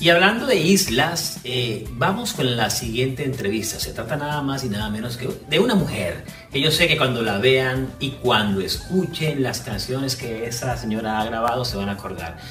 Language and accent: Spanish; Caribbean Region, Colombia; now in United States; Cómo extraño mi tierra, cómo extraño el Caribe colombiano